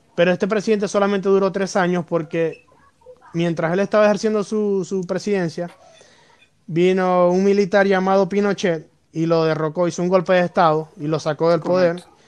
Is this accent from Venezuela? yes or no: yes; Venezuela; nosotros como venezolanos